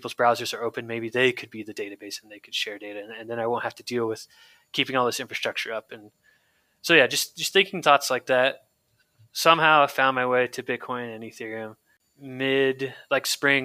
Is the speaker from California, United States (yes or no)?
yes; San Francisco Bay Area, California, United States; So I grew up in the Bay Area, San Francisco Bay Area in California